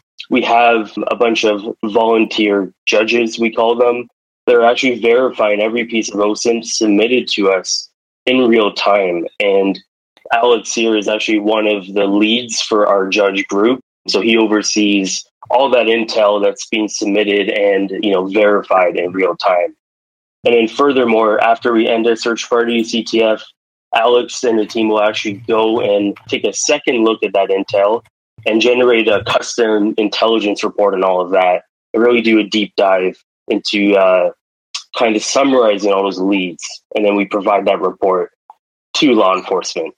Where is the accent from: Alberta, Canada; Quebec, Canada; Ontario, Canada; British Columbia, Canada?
Ontario, Canada; Toronto; I'm from Toronto